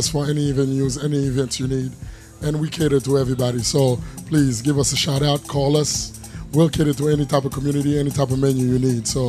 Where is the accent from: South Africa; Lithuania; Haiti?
Haiti; moved away; From Haiti. Haiti all day.